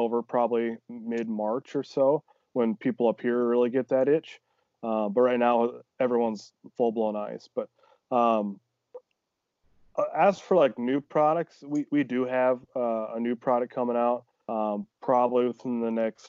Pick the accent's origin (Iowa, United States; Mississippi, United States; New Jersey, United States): Iowa, United States; Like I'm from Northeast Iowa originally, small town, you know